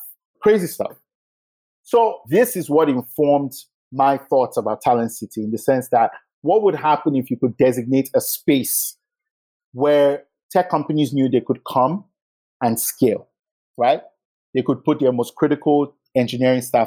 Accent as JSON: {"language": "English", "region": "Lagos", "country": "Nigeria", "tie": "born or raised there", "said": "I grew up in Yaba. I went to school here"}